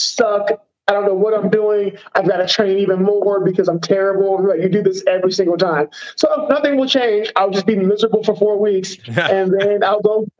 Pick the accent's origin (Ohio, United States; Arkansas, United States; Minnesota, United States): Ohio, United States; Cincinnati; Cincinnati, Ohio, man. I'm always going to represent Cincinnati, Ohio, man. It's where I was born and raised, where I grew up.